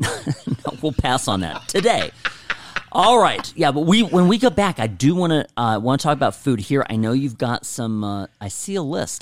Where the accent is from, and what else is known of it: United States